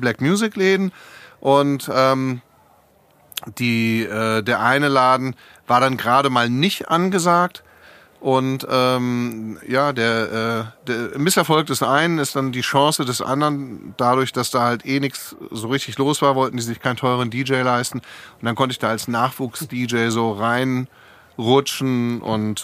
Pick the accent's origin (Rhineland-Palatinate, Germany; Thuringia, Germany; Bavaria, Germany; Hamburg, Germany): Hamburg, Germany; moved away as an adult; also born or lived in Essen / California; now in Frankfurt, Germany; ich bin äh, geboren in einer Stadt, zu der ich eigentlich gar keinen Bezug habe, in Essen. Mhm. Äh, das sind meine Eltern dann aber weggezogen, bevor ich angefangen habe, Erinnerungen zu machen, die äh, hängen bleiben. Und dann bin ich in Hamburg aufgewachsen